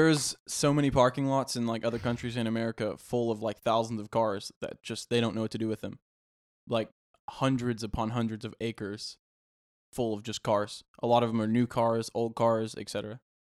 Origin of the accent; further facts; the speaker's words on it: Mayflower, Arkansas, United States; also born or lived in Conway, Arkansas; Mayflower, Arkansas, but technically my address was Conway, but I went to high school at Mayflower